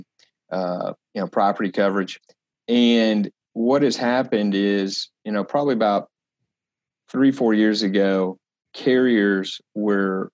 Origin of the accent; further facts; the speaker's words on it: Dallas-Fort Worth area, Texas, United States; now in Kansas City, United States; I'm originally from the Dallas-Fort Worth area, but have been with the firm for about 6 years now. Here in our headquarter office in Kansas City